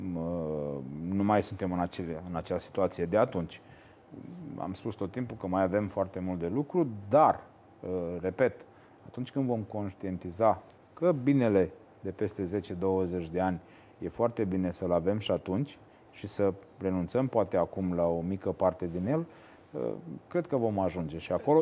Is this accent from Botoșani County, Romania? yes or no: yes; Botoșani, Botoșani County, Romania; Eu din Botoșani sunt mândru că îl avem și pe Nicolae Iorga